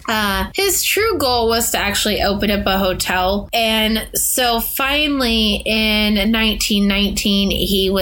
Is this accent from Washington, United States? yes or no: yes; Washington, United States; moved away; also born or lived in Midwest; growing up in Washington